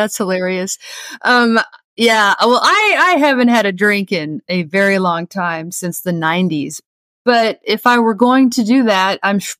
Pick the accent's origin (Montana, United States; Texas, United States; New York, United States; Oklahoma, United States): Oklahoma, United States; Growing up in Oklahoma, I had wanted nothing to do with country music at all.